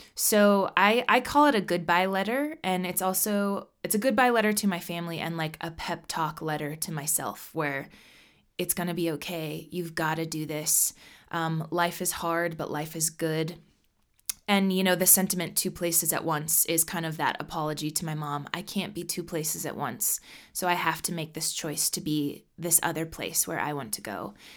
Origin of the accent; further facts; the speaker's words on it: Nebraska, United States; also born or lived in Colorado; now in Minneapolis, United States; I am from Nebraska. My family are hard working Midwesterners.